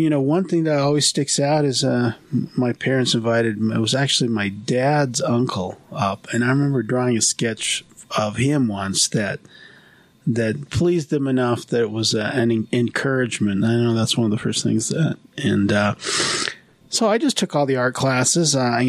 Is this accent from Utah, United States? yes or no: yes; East Millcreek, Utah, United States; also born or lived in Rose Park, Salt Lake City; I am from Utah. I was born in Rose Park and... from about two on, I lived in the East Mill Creek area, just down from Mill Creek Canyon. Went to Skyline High School.